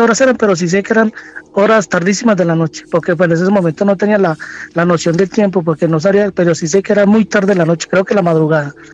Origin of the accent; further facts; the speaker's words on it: Colombia; moved away as an adult; now in Santiago, Chile; soy colombiano, pero llevo aquí unos cuantos años radicado aquí en Santiago, en Chile